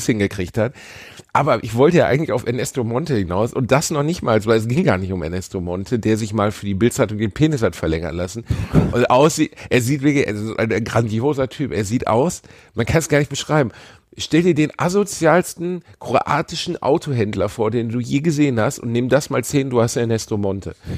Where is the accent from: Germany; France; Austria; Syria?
Germany; Cologne, North Rhine-Westphalia; in meiner Heimatstadt